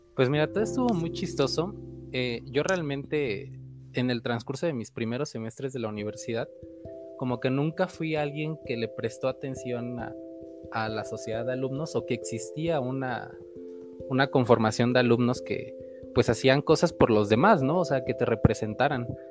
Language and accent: Spanish; Veracruz, Mexico; soy veracruzano